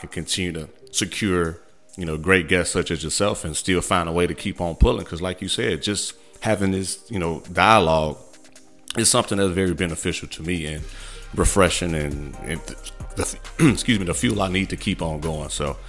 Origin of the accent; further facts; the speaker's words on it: Midwest, United States; I'm from the Midwest.